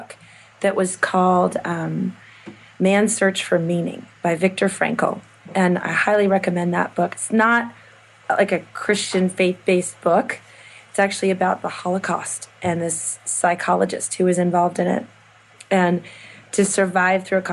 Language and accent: English; Midwest, United States; moved away as an adult; now in California, United States; I'm from the Midwest